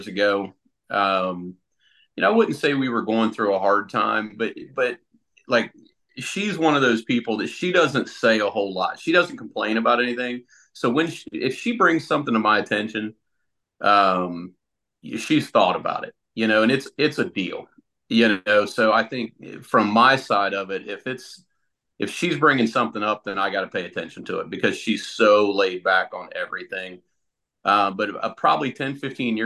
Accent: Central Ohio, United States; also born or lived in Columbus, Ohio / Sunbury, Ohio; I grew up in Central Ohio, lived in Columbus for a little while, and then moved out to the Sunbury area when I was in eighth grade, and pretty much been here ever since

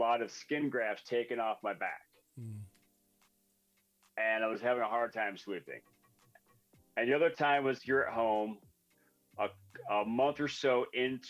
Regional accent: Michigan, United States; we grew up in Michigan under the bridge

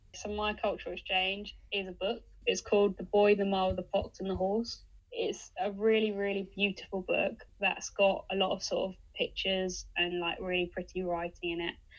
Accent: United Kingdom; It just sums us up as British people

